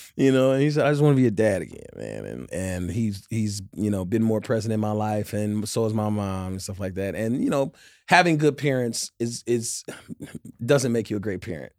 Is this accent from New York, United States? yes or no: no; Inglewood, California, United States; I'm from the Top Side in Inglewood